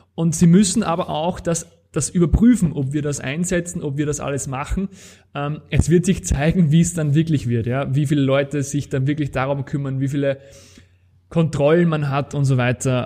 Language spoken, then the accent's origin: German; Austria; Das Ganze nennt sich Ver Verfahrensverzeichnis bei uns in Österreich.